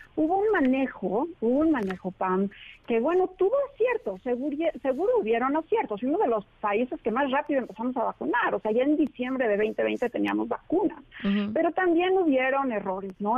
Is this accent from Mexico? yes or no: yes; Mexico; como mexicanos